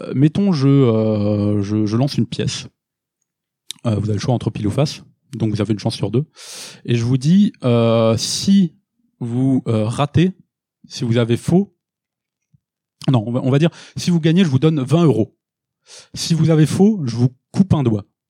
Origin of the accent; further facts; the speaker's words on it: France; nous en tant que Français